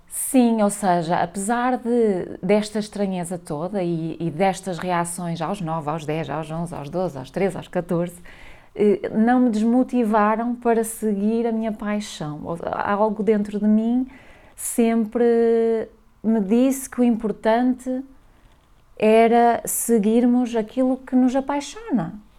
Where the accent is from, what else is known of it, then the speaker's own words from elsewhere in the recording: Valença, Norte, Portugal; moved away as an adult; also born or lived in London; eu sou de Valença do Minho, a minha pronúncia denuncia-me